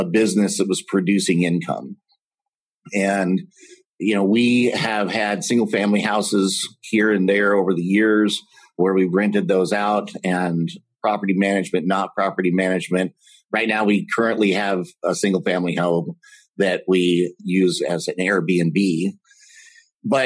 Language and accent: English; Texas, United States; moved away as an adult; now in Minnesota, United States; I am currently residing in Minnesota. I'm from Texas.